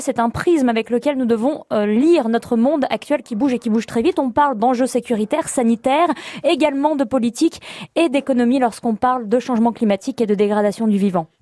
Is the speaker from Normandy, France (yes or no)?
no; the La Bourboule area, Auvergne-Rhône-Alpes, France